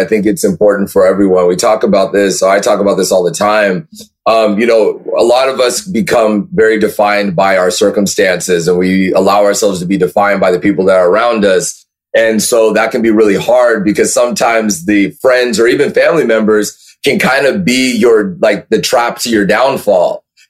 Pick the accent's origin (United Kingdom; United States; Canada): United States; California; So I grew up in Orange County, California, okay, which is like 40 minutes south of Los Angeles.